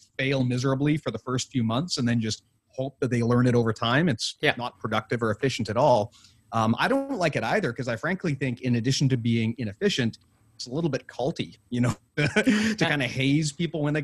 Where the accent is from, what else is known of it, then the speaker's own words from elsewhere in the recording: Canada; being a Canadian